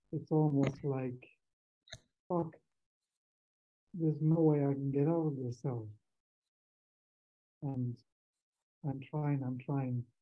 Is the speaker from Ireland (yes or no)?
yes; Ireland; now in Mexico; I'm um, actually in Mexico. I come from Ireland.